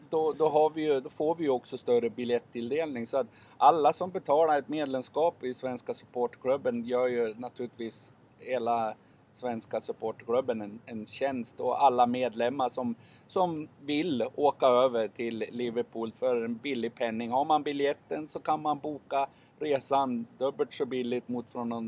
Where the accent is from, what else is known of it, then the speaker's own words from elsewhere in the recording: Sundsvall, Västernorrland County, Sweden; i Sundsvall där jag är ifrån.